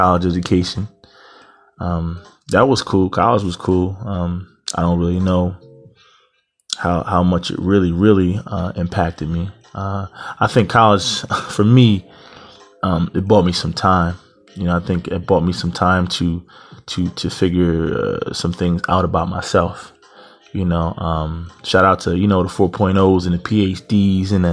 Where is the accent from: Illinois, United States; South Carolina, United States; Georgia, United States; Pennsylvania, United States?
Pennsylvania, United States; Eastern; I'm from Pennsylvania. Eastern part of Pennsylvania, about 90 minutes from Philadelphia